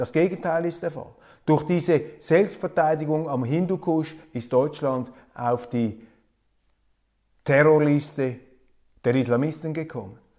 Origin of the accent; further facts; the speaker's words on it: Switzerland; Als Schweizer